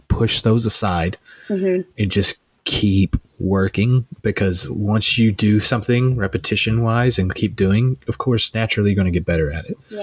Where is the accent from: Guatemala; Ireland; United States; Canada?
United States; Kentucky; now in Chicago, United States; I'm some kid from Podunk, Kentucky